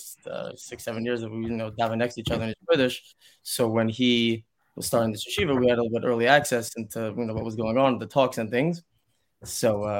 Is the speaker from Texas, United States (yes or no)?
no; Woodmere, New York, United States; moved away as an adult; I grew up in Woodmere, New York